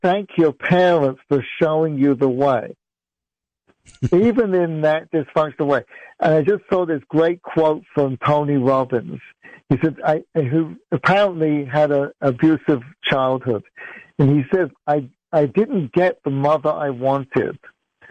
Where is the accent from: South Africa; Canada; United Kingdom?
United Kingdom; England; also born or lived in Middle East; now in United States; I grew up in England, I've lived in America for 30 years, and I lived in the Middle East for 9 years.